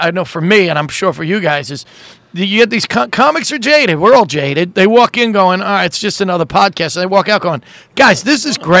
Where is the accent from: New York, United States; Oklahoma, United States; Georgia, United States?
New York, United States; New York City; Staten Island, New York, my hometown.